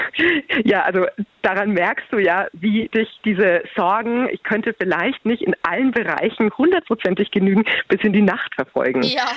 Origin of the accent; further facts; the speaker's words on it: Bavaria, Germany; bei uns in Bayern